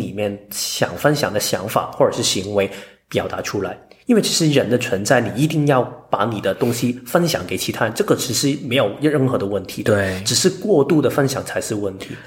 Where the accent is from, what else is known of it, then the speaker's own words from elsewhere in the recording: Hong Kong; now in Taiwan; 我是一个香港人，嗯。我是两个身份，我不需要在两个里面跳一个来说，因为我就是一个住在台湾的香港人